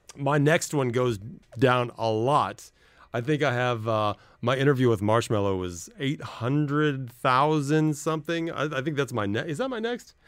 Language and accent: English; Los Angeles, California, United States; moved away as an adult; now in United Arab Emirates; my hometown, which I'm very jealous about. Los Angeles